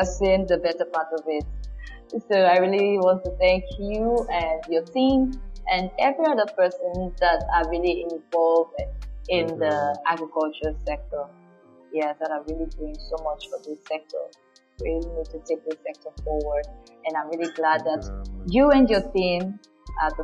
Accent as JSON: {"language": "English", "country": "Nigeria", "said": "I'm a Nigerian"}